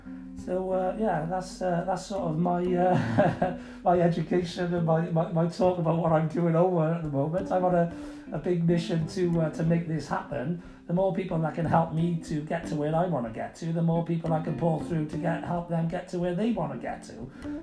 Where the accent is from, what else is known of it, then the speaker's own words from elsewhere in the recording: United Kingdom; I'm a Brit myself, you know, but I am a Brit. I'm not a Welshman or an Englishman or Irishman